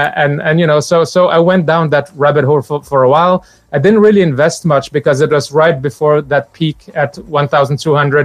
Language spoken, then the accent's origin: English; Morocco; moved away; also born or lived in Benin; I grew up in Morocco